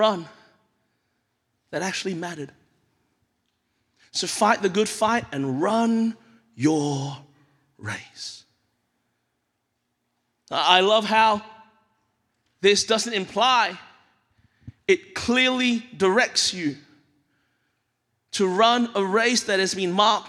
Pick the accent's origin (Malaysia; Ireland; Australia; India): Australia; moved away as an adult; now in United States; We moved here 7 years ago. My wife and I have held on to our Australian-ness